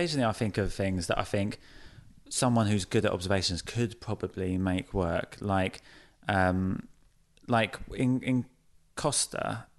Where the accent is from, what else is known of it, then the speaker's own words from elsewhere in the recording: Folkestone, South East England, United Kingdom; I come from Folkestone in Kent, which is where the Channel Tunnel starts